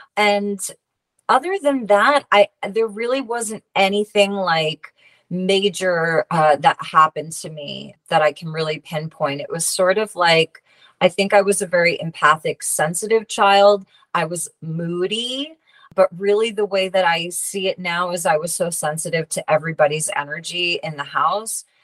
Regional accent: Long Island, New York, United States; I went to a local school on Long Island. And there was a, a shop in my hometown next to a cafe that I worked at.

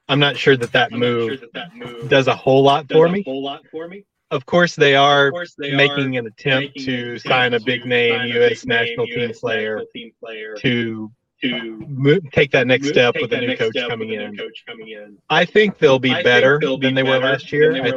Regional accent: Louisiana, United States; I come from a gambling family. I'm from Louisiana.

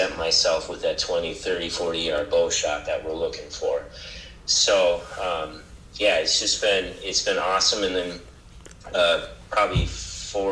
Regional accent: Otter Tail County, Minnesota, United States; when we moved back to Otter Tail County, to my hometown, when I was 30, because I had lived in the cities before

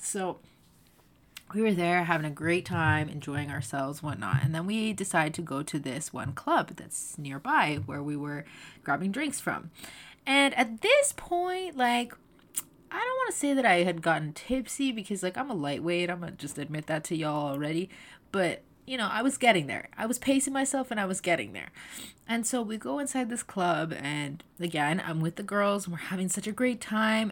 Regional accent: Toronto, Ontario, Canada; far away from my hometown of the G T

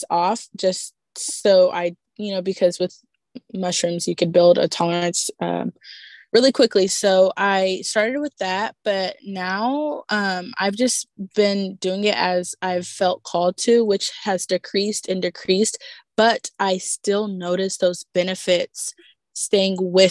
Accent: Texas, United States; I'm from Texas.

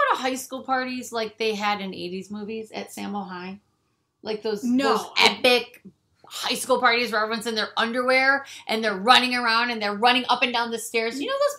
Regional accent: Michigan, United States; moved away; When we grew up in Michigan

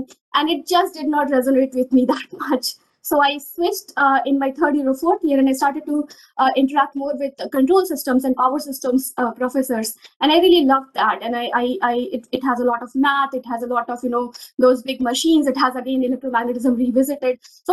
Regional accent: Rewa, Madhya Pradesh, India; I come from a very small town in Madhya Pradesh. I'm from Rewa, MP

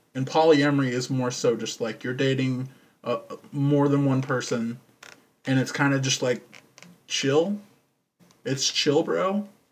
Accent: Texas, United States; I'm from Texas. I was born here, and sadly still live here.

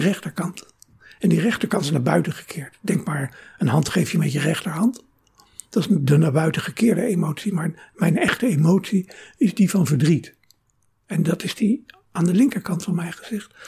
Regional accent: Rotterdam, South Holland, Netherlands; moved away as an adult; also born or lived in Venlo; now in Amsterdam, Netherlands; Ik eh, ben geboren in Venlo, mhm. maar ik ben opgegroeid in Rotterdam.

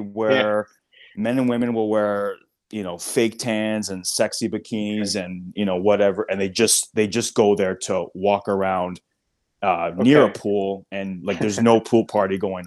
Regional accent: Canada; We're Canadian. We're a relatively new country

